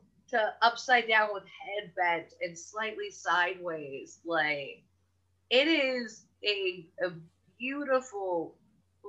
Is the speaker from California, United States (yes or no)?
yes; Los Angeles, California, United States; we're from Los Angeles, and half of our lives have been spent on freeways